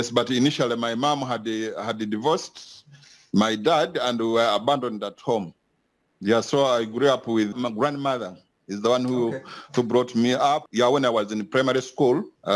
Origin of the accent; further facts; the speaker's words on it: Kasese, Western Region, Uganda; also born or lived in Karambi; Yes, I grew up in Kasese, but deep in the villages. Yeah, I grew up in the villages, the place called Karambi. It borders the DRC